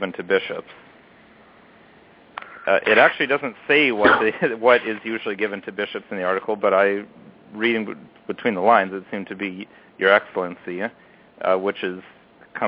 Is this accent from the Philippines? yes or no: no; Canada; I'm not American. I am Canadian. I live in Canada.